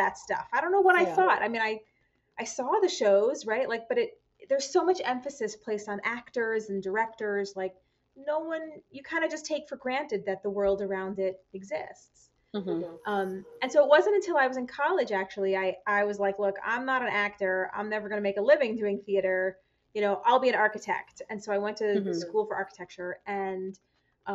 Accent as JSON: {"language": "English", "region": "New York", "country": "United States", "tie": "born or raised there", "moved": "as an adult", "lives_now": "Twin Cities, United States", "said": "I grew up in New York"}